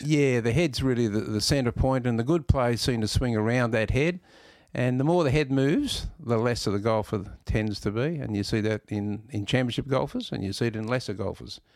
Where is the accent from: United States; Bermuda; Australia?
Australia; Melbourne, Victoria; I was born in Elstonwick, lived in Corfu all my life or junior life